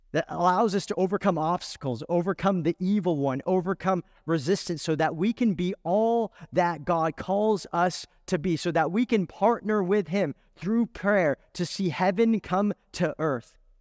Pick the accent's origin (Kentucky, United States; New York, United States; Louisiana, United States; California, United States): California, United States; I was born in California